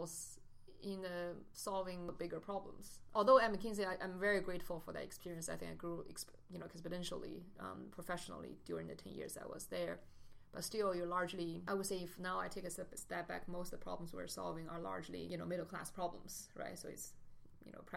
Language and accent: English; China; moved away as an adult; also born or lived in United States / Beijing; I grew up in China, but I went to the States for grad school